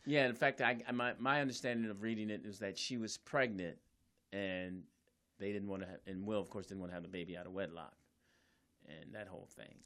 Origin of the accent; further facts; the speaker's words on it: Philadelphia, Pennsylvania, United States; I was raised in Philly